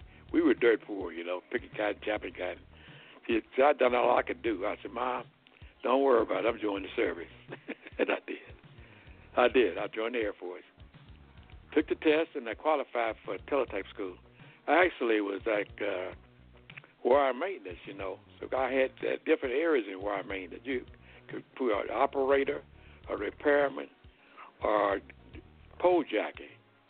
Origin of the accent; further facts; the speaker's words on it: Hayti, Missouri, United States; moved away as an adult; also born or lived in Arkansas / Texas / Benton Harbor, Michigan; now in Kansas City, United States; And then we moved to a place called Steele, Missouri. I grew up in Steele in Haiti, Missouri, which is in the Boot Hill.